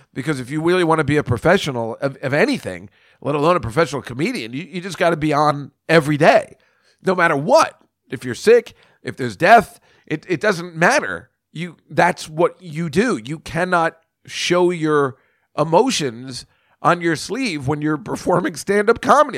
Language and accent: English; New Brunswick, New Jersey, United States; New Brunswick, New Jersey, I mean, that's my hometown